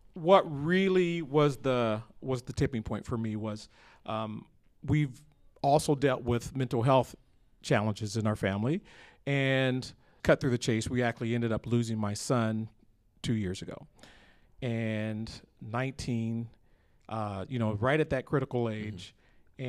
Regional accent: Johnston, Iowa, United States; that's my hometown

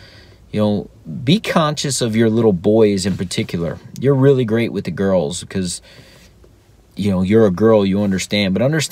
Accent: South Florida, United States; I grew up in South Florida, so there's hurricanes.

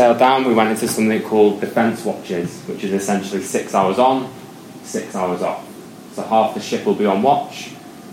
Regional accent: United Kingdom; we're British

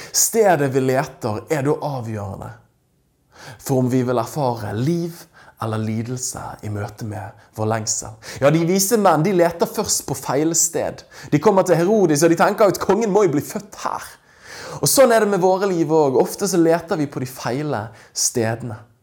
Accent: Norway; her hjemme i Norge

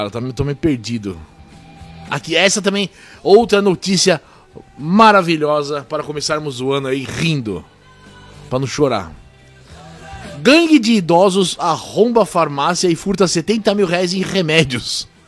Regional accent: South Region, Brazil; Eu sou do Sul.

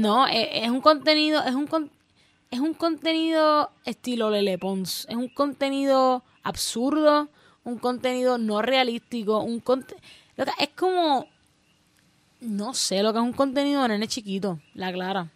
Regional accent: Puerto Rico; no saben de nuestra cultura, no saben nuestro dialecto

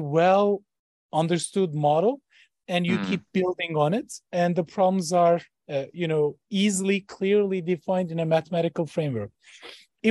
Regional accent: Ankara, Turkey; moved away as an adult; also born or lived in Boston, United States / Switzerland; now in Columbus, United States; So I was born in Ankara, Turkey. That was my hometown for 20 years.

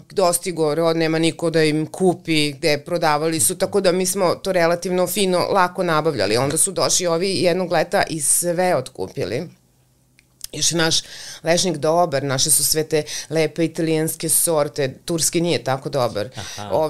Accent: western Serbia, Serbia; to je blizu, to je naš kraj tu.

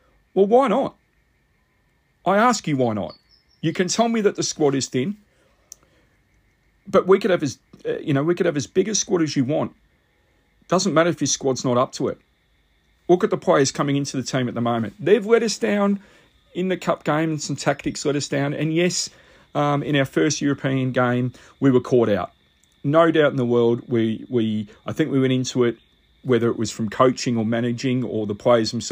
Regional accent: Australia

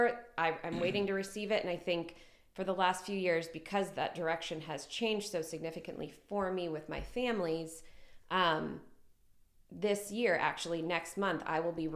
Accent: Ohio, United States; now in Greenville, United States; I grew up in Ohio in a very small town.

